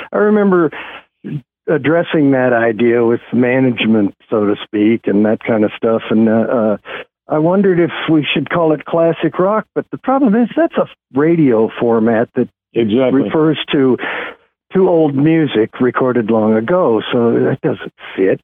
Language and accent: English; Kansas, United States; moved away as an adult; also born or lived in Los Angeles; now in Nashville, United States; I'm originally from Kansas